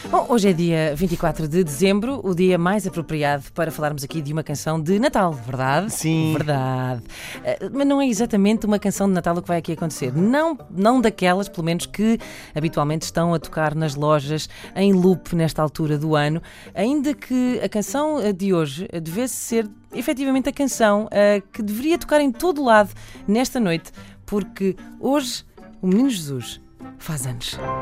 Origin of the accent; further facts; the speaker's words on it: Lisbon, Portugal; Nasci muito perto da Gulbenkian, numa clínica que havia na altura